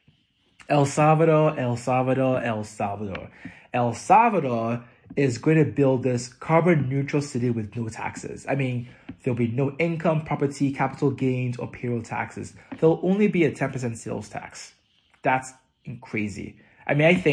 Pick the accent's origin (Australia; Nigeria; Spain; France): Nigeria; moved away; growing up in Nigeria